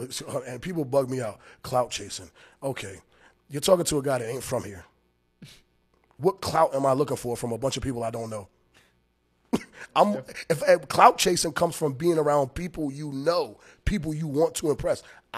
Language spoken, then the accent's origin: English; Maryland, United States; also born or lived in New Jersey; now in Rhode Island, United States; I went to Maryland because I grew up in Maryland when I was a baby, when I was younger.